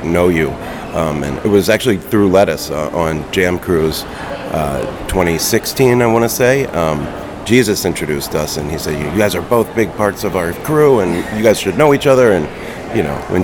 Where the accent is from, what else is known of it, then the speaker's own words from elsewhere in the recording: Philadelphia, Pennsylvania, United States; moved away as an adult; now in West Coast, United States; I'm from the East Coast originally, from Philly area, and been living out on the West Coast for a little over 5 years